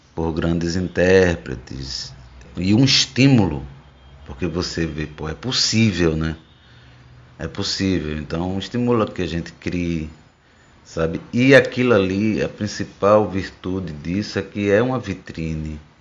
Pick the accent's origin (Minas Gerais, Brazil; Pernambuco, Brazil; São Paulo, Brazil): Pernambuco, Brazil; Rio Formoso; ficava lá em Rio Formoso, zona da mata, onde cresci, onde me criei